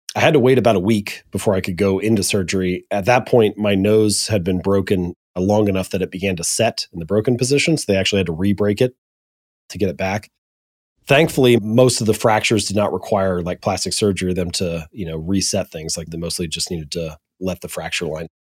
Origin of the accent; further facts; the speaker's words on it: Hamilton, Ohio, United States; also born or lived in Columbus, Ohio; I'm an Ohio boy. I was born and raised in Hamilton, Ohio